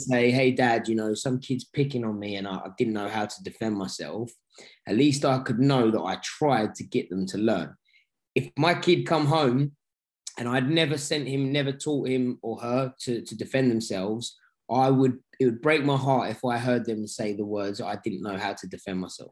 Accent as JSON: {"language": "English", "region": "London", "country": "United Kingdom", "tie": "born or raised there", "said": "this is my hometown"}